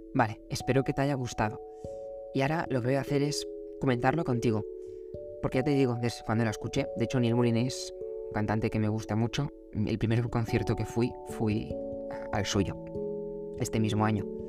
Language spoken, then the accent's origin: Spanish; Barcelona, Catalonia, Spain; los dos somos de Barcelona